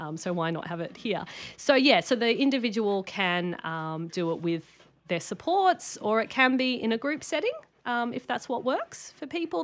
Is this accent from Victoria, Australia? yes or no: no; Sydney, New South Wales, Australia; moved away as an adult; now in Brisbane, Australia; I grew up in Sydney.